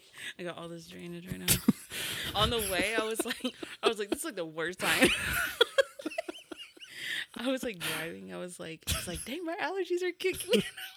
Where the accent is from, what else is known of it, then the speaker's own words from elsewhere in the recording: Tahlequah, Oklahoma, United States; also born or lived in Norman, Oklahoma; I'm actually from Tahlequah.